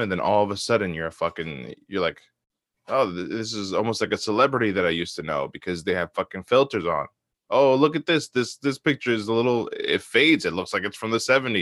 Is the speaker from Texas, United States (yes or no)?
no; South Bound Brook, New Jersey, United States; my hometown, South Bound